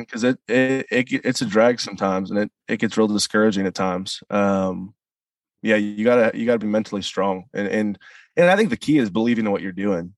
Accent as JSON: {"language": "English", "town": "St. Louis", "region": "Missouri", "country": "United States", "tie": "born or raised there", "also_born_or_lived": "Nashville", "moved": "yes", "said": "I grew up in St. Louis"}